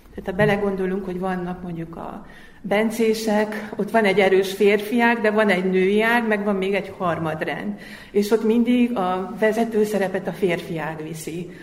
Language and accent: Hungarian; Hungary; moved away as an adult; now in Zrenjanin, Serbia; magyarországi magyar vagyok, és én nyolc évvel ezelőtt kerültem ide. Egy idegen országba